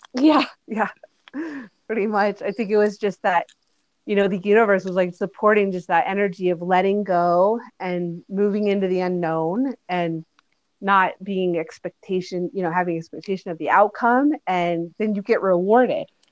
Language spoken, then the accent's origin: English; Boulder, Colorado, United States; growing up in Boulder, Colorado